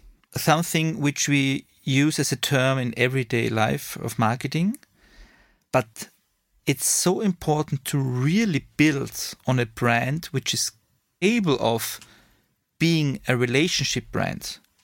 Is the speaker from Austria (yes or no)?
yes; Vienna, Austria; English is a second language; now in Munich, Germany; Austrian from Vienna, now living in Munich, two kids, married, and my source of energy is Red Bull and my home country, Austria